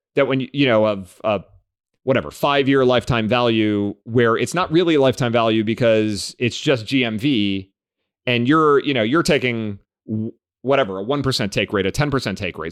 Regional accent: Cleveland, Ohio, United States; I grew up in Cleveland

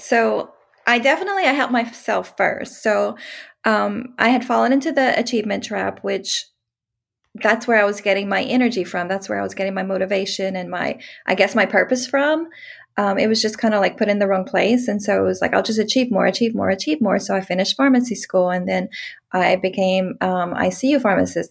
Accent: Louisiana, United States; moved away as an adult; also born or lived in Texas; I'm from Louisiana, moved to Texas.

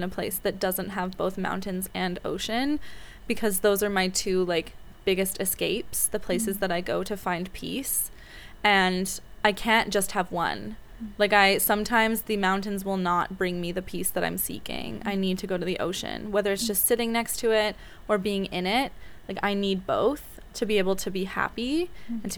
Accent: Vancouver, British Columbia, Canada; I grew up in Vancouver, Canada, which I absolutely adore

